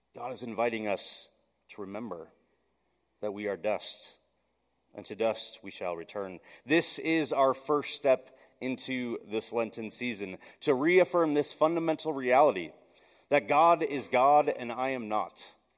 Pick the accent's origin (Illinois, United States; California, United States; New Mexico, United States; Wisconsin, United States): Wisconsin, United States; Milwaukee; I grew up in Milwaukee